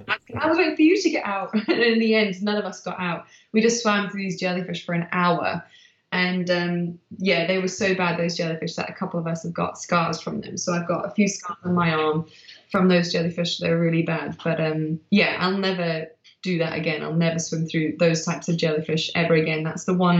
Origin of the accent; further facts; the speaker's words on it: Manchester, North West England, United Kingdom; also born or lived in South Africa; I'm from Manchester.